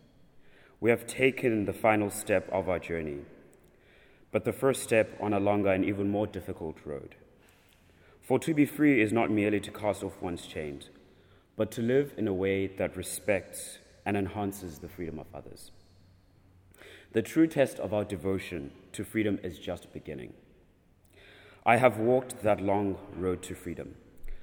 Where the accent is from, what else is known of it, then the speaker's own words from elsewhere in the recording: South Africa; moved away; I'm from the Republic of South Africa